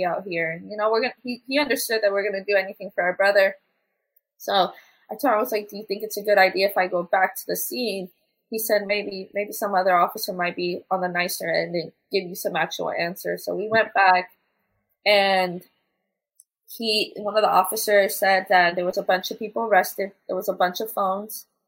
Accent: San Francisco, California, United States; we're not from here. We're from San Francisco.

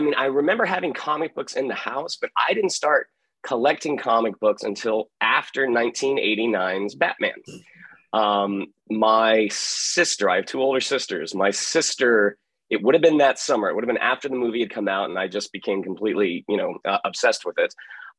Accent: Goose Creek, South Carolina, United States; born there; also born or lived in Orlando; So I was born in a small town in South Carolina outside of Charleston called Goose Creek. My father was in the Navy, but then we got transferred to Orlando when I was 5 years old.

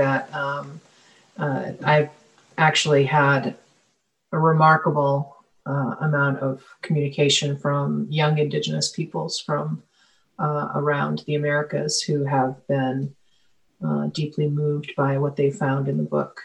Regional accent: Penobscot Nation, Maine, United States; I'm from the Penobscot Nation

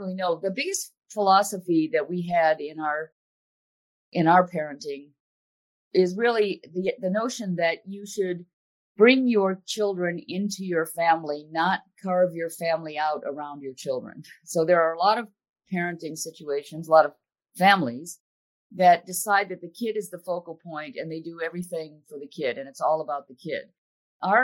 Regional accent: Villa Park, Illinois, United States; moved away; I grew up outside of Chicago in a little suburb called Villa Park

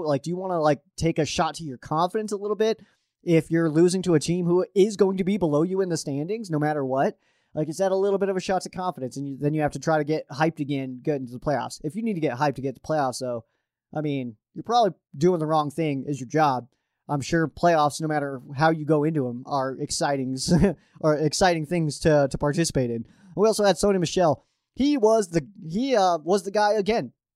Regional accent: Colorado, United States; my home state of Colorado

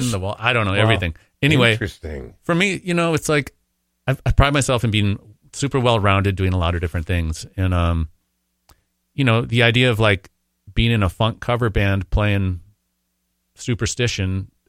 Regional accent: Minnesota, United States; Probably because I'm Minnesotan.

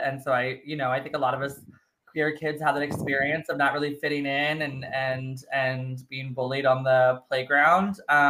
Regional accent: Maryland, United States; now in New York, United States; I moved right after high school, but I'm originally from Maryland.

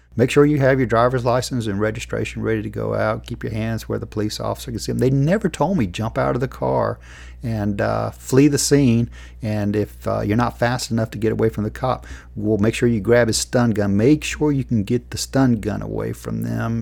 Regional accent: United States; as an American

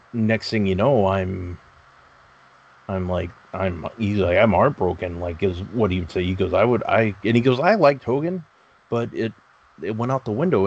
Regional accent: Texas, United States; I grew up in Texas.

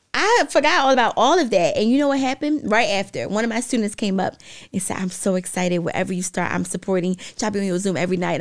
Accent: Philadelphia, Pennsylvania, United States; now in Florida, United States; I'm from Philly.

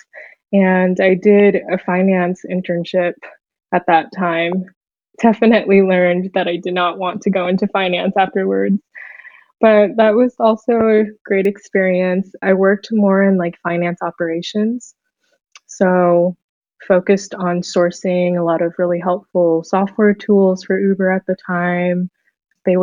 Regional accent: Fremont, California, United States; I'm from the Bay Area. I grew up in Fremont, pretty local

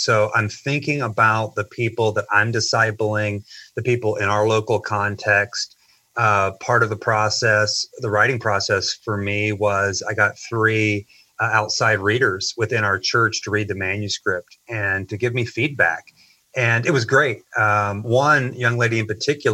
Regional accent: St. Joseph, Missouri, United States; moved away as an adult; also born or lived in rural South Georgia; I grew up in St. Joe. It's my hometown.

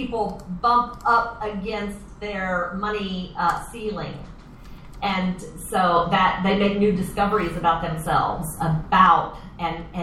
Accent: Florida, United States; moved away as an adult; also born or lived in Atlanta, Georgia; now in Oklahoma, United States; I'm originally from Atlanta. Grew up in Florida

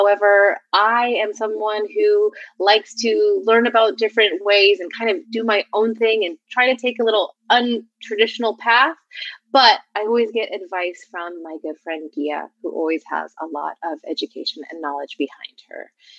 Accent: United States; moved away as an adult; I grew up in the States. However, I've been traveling around the world for 5 years with my boyfriend, who is from Germany

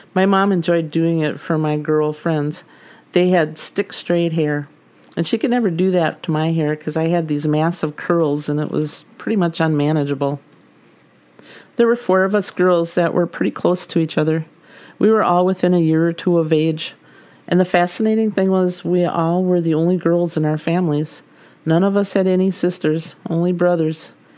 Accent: St. Paul, Minnesota, United States; We grew up together in the Midway area of St. Paul.

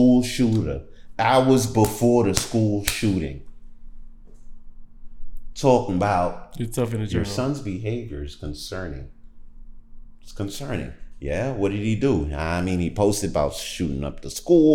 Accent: New York, United States; being from New York

